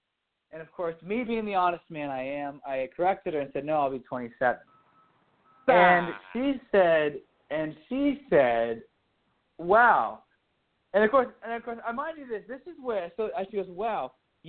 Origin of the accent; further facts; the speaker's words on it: Dallas, Texas, United States; also born or lived in Washington, D.C. / Colorado Springs; growing up in Dallas, living in Dallas, you know, and eventually coming back